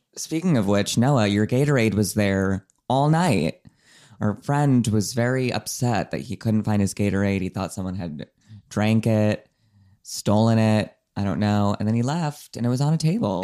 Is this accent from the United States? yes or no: yes; United States